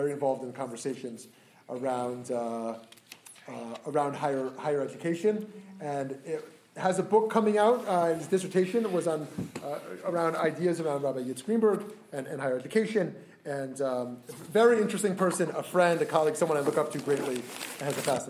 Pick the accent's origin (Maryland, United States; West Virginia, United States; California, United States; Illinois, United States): Illinois, United States; Chicago; my hometown of Chicago